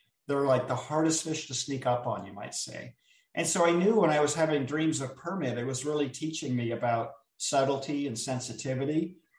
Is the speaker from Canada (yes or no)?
no; Jamaica; now in Florida, United States; And I'm from Jamaica. I'm living in Florida right now. And I was getting ready to go back and visit my family.